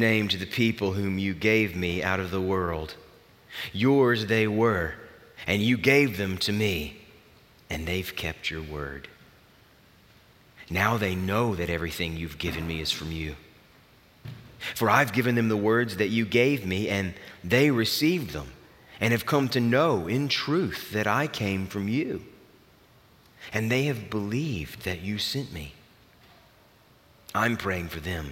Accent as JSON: {"language": "English", "region": "the South", "country": "United States", "tie": "born or raised there", "said": "I grew up in the South"}